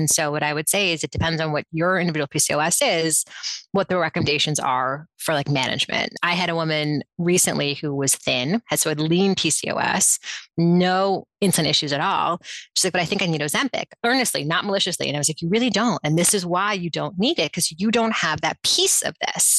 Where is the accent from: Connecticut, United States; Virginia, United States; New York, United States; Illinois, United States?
New York, United States; New York City; I was raised in New York City